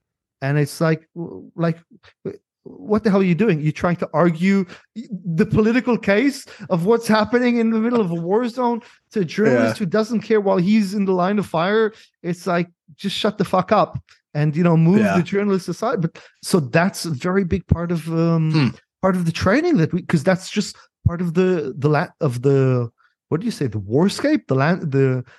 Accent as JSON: {"language": "English", "town": "San Diego", "region": "California", "country": "United States", "tie": "born or raised there", "said": "So I grew up, so as a kid, I grew up in San Diego for quite a few years."}